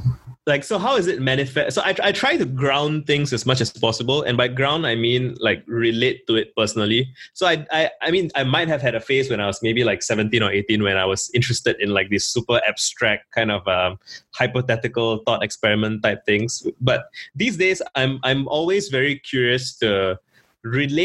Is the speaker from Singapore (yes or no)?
yes; Singapore; I grew up in Singapore